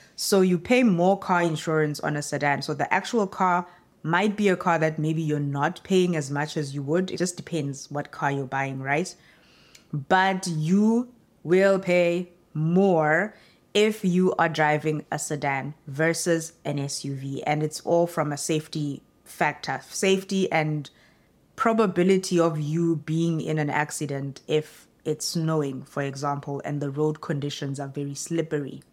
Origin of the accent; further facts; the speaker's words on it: South Africa; moved away as an adult; now in Canada; as a South African